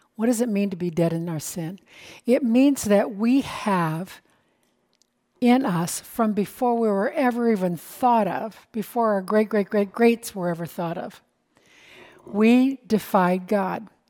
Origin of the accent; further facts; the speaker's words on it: United States; I'm an American